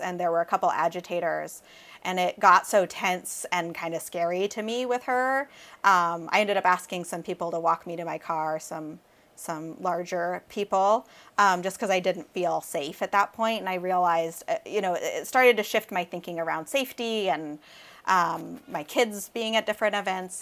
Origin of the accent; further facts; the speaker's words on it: Southern Oregon, United States; I grew up in Southern Oregon